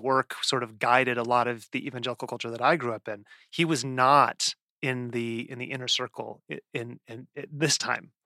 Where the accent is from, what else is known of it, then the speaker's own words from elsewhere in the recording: the West, United States; I grew up in the West